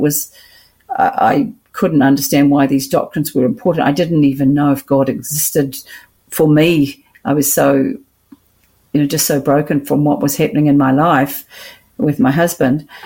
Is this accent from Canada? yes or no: no; Gisborne, New Zealand; raised in Gisborne Christian Fellowship